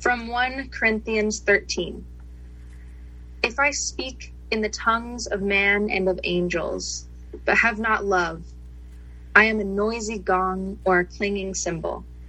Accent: India; moved away as an adult; now in United States; My racial journey in this country began more than 20 years ago when I immigrated from India

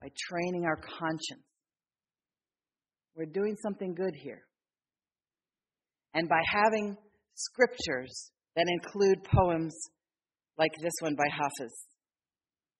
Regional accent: Philadelphia, Pennsylvania, United States; I grew up in Philadelphia

